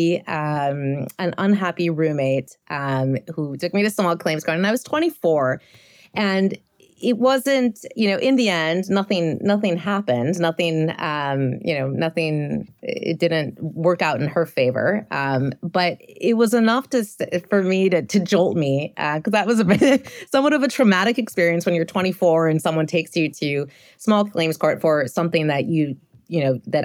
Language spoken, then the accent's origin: English; Los Angeles, California, United States; moved away as an adult; now in Madrid, Spain; I'm originally from Los Angeles, born and raised in the beautiful San Fernando Valley